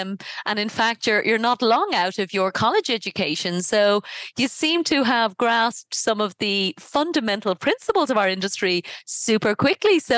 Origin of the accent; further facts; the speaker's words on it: Ireland; I'm from Ireland